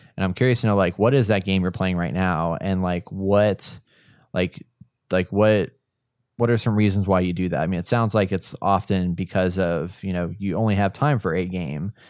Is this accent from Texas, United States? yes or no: yes; Texas, United States; accent: Texas; my Texas accent